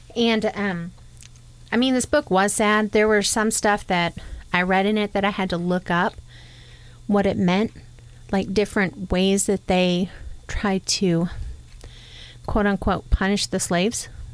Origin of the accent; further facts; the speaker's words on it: New York, United States; now in Oklahoma, United States; I'm completely northerner. I I was born in New York. I didn't grow up in the South